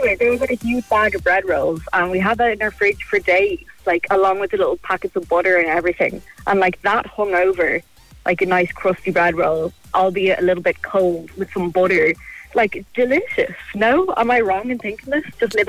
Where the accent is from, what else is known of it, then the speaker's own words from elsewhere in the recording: Ireland; being the Irish kind of money savers we are